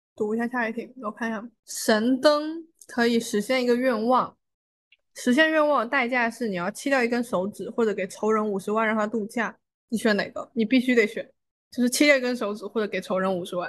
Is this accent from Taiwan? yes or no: no; Fujian, China; 茶的地位在我们福建人心中这么高